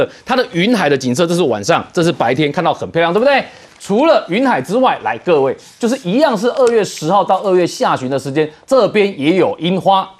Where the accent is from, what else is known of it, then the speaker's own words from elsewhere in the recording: Taichung, Taiwan; now in New Taipei, Taiwan; 我是虽然住在新店，但是我老家在台中